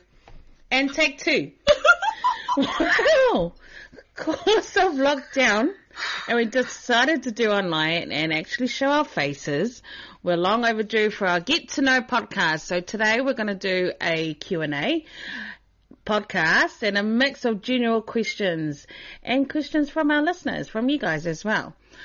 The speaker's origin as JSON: {"language": "English", "region": "Auckland", "country": "New Zealand", "tie": "born or raised there", "said": "I was born and raised in Rano, West Auckland"}